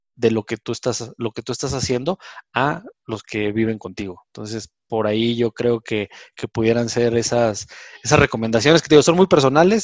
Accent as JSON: {"language": "Spanish", "country": "Mexico", "said": "como mexicanos"}